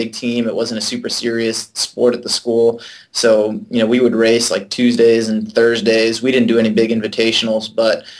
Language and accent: English; Auburn, Massachusetts, United States; now in San Diego, United States; I live in San Diego, California now. I grew up on the East Coast in Auburn, Massachusetts